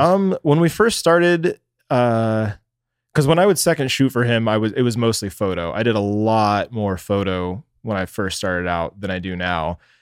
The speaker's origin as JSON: {"language": "English", "town": "Dallas", "region": "Texas", "country": "United States", "tie": "born or raised there", "moved": "as an adult", "lives_now": "Phoenix, United States", "said": "I was born in Dallas, Texas"}